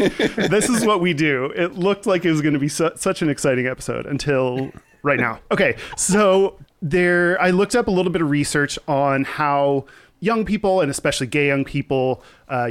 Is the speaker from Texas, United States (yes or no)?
yes; Texas, United States; I grew up in Texas